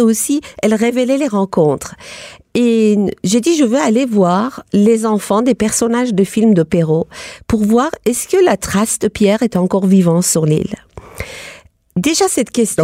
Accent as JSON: {"language": "French", "country": "Iran", "tie": "born or raised there", "moved": "as an adult", "lives_now": "Paris, France", "said": "J'ai quitté l'Iran pour aller à l'université"}